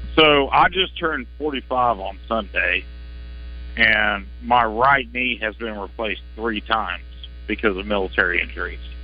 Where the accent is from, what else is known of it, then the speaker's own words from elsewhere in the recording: Cabot, Arkansas, United States; I'm not from Little Rock. I'm from Cabot